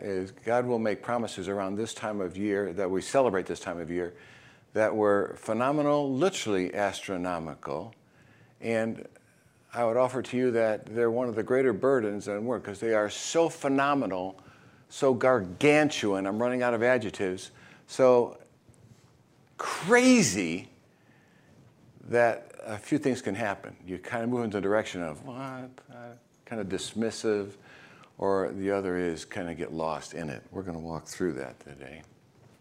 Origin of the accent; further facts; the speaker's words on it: Chicago, Illinois, United States; now in Florida, United States; I grew up in Chicago, so I'm used to the white Christmas